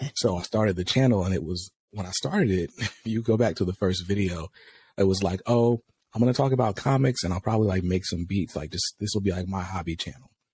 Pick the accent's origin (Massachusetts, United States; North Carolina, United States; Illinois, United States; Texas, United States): North Carolina, United States; I'm from North Carolina, but my grandparents lived in New York when I was growing up. So we go to New York for the summers